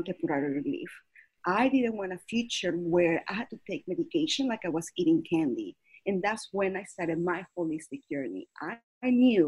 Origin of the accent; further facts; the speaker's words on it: Caracas, Capital District, Venezuela; now in United States; I was born and raised in Caracas, Venezuela